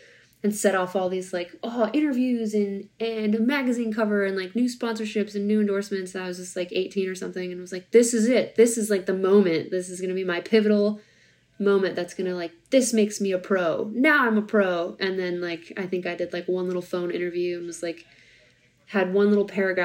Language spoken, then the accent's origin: English; Minnesota, United States; growing up in the Midwest in Minnesota at my gym